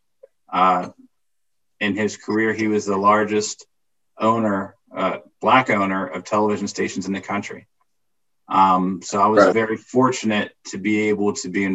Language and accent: English; Plum, Pennsylvania, United States; also born or lived in Washington, D.C.; Grew up outside of Pittsburgh, an area called Plumborough, which is east of Pittsburgh.